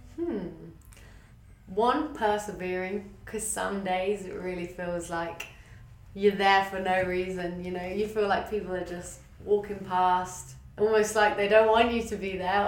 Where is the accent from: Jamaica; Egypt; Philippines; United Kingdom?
United Kingdom; England; moved away as an adult; now in Australia; I grew up in a small town in England